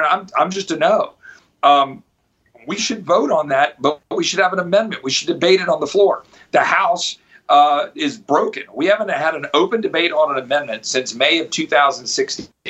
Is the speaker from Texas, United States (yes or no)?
yes; Texas, United States; I'm from Texas